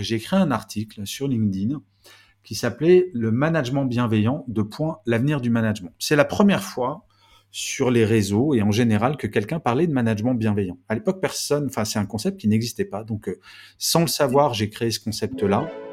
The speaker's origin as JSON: {"language": "French", "town": "Grenoble", "region": "Auvergne-Rhône-Alpes", "country": "France", "tie": "born or raised there", "said": "Je suis né à Grenoble"}